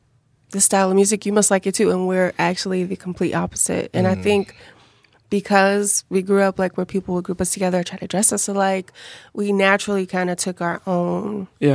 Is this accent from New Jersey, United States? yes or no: no; Chicago, Illinois, United States; we grew up on the South Side.